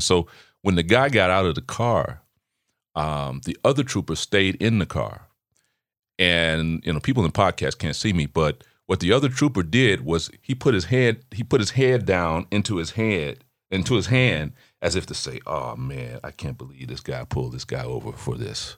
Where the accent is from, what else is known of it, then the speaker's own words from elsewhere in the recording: Chicago, Illinois, United States; I grew up in Chicago